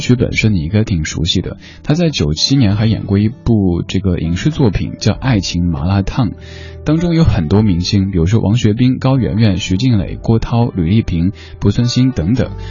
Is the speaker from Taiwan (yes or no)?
no; Sichuan, China; now in Beijing, China; 作为正宗的四川人